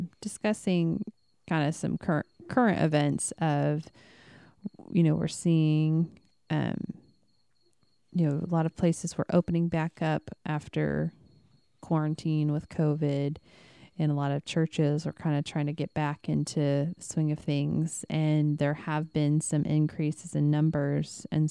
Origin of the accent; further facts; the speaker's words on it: Midwest, United States; And I mean, we came from the Bible Belt, which is the Midwest.